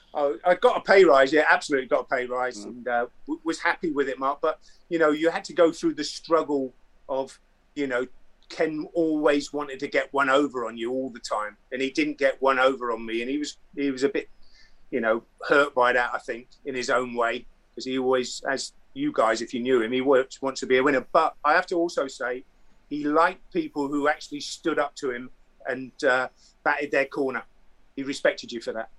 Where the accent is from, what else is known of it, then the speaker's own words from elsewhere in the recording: Andover, South East England, United Kingdom; also born or lived in Romsey; I was actually born in Romsey, but I was grow, uh, grew up in Andover.